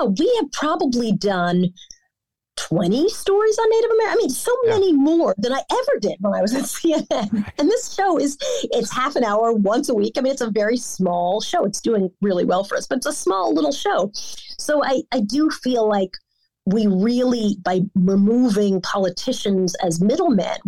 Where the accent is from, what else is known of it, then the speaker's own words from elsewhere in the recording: New York, United States; also born or lived in Florida; I'm much more New York and I live in Florida in the winter, but you know, I'm a New Yorker. And so, and I've been for a long time.